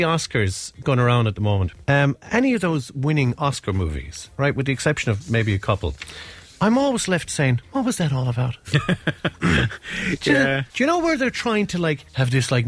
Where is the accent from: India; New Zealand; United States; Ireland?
Ireland; Tipperary; I'm from Tipperary